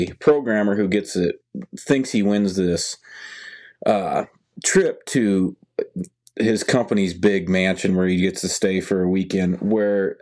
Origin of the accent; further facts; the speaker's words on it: Nebraska, United States; I'm from Nebraska